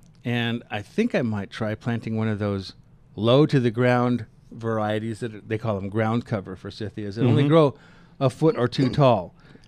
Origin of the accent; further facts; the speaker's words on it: Kansas, United States; now in Denver, United States; I grew up in Kansas